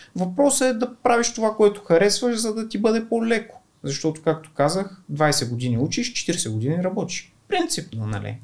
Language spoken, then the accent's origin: Bulgarian; Kardzhali, Kardzhali Province, Bulgaria; Аз съм от Кърджали, а, първите 7 години съм учил в училище